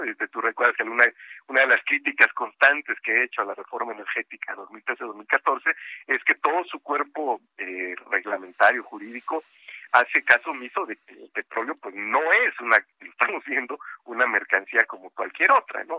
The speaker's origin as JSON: {"language": "Spanish", "town": "Coatzacoalcos", "region": "Veracruz", "country": "Mexico", "said": "Coatzacoalcos, que está cerquita y es mi tierra"}